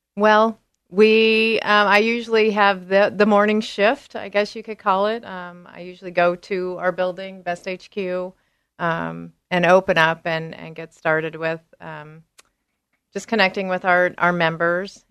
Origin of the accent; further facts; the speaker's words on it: Salinas, California, United States; now in Beaverton, United States; I grew up in the Salinas area in California as well, the Monterey